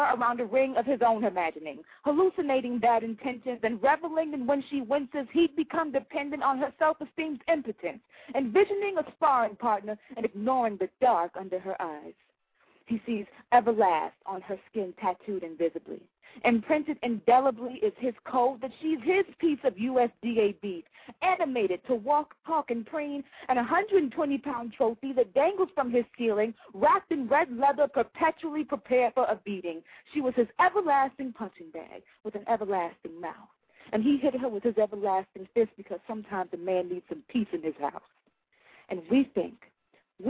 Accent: Miami, Florida, United States; now in Atlanta, United States; I live in Georgia now, in the metro Atlanta area, but I am from Miami.

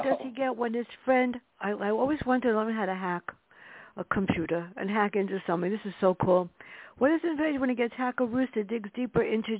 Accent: New York City, New York, United States; us growing up in the Bronx

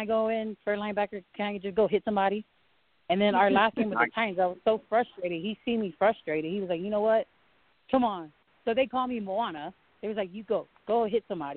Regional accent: Samoa; moved away as an adult; also born or lived in Washington / Virginia; now in Colorado, United States; I was born and raised back home in Samoa

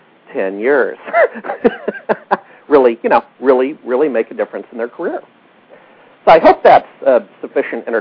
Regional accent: Alaska, United States; moved away as an adult; now in Seattle, United States; I grew up in Alaska

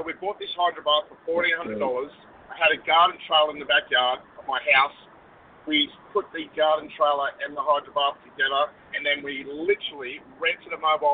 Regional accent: Australia; Obviously, I'm from Australia. I'm an Australian

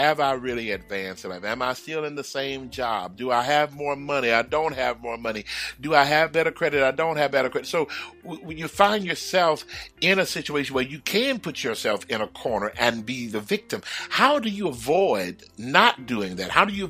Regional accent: Houston, Texas, United States; because, you know, I'm from the South. I'm brought up in Houston. We ain't never had no white Christmas.

